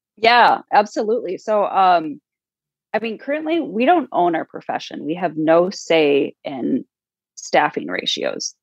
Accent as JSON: {"language": "English", "region": "South Dakota", "country": "United States", "said": "I'm from South Dakota"}